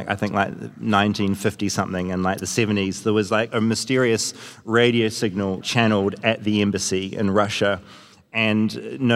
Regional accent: New Zealand; me just being a Kiwi

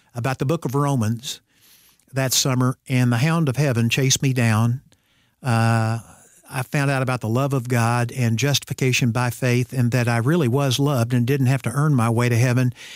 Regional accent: Ozark, Missouri, United States; I grew up in Ozark, Missouri, which I used to say was fifteen miles south of Springfield, Missouri

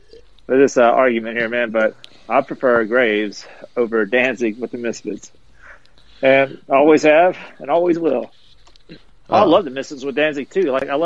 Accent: the South, United States; growing up in the South, I remember being 9 years old going to see … in Tupelo.

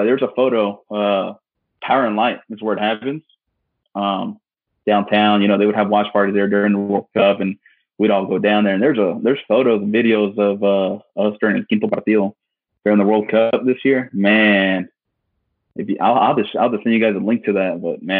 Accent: Kansas City, Missouri, United States; Yeah, so, I'm born and raised here in Kansas City, Missouri.

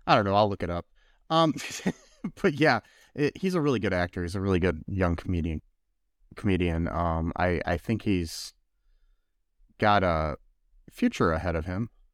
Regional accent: United States; we're American

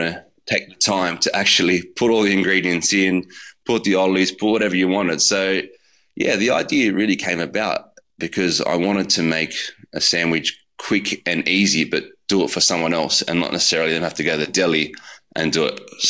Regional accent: Putney, New South Wales, Australia; That's where I grew up. I grew up in Putney. My grandmother lived in Five Docks, so a lot of amazing delis.

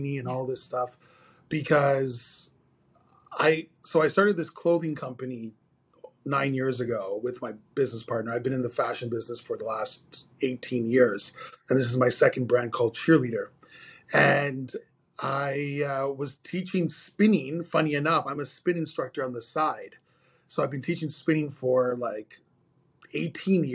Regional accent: Montreal, Quebec, Canada; I'm born and raised in Montreal, Canada

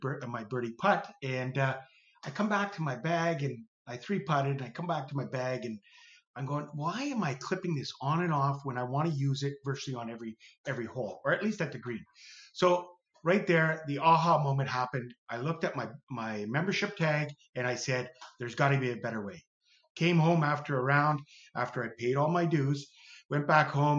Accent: Sault Ste. Marie, Ontario, Canada; I'm from Canada, Sault Ste. Marie

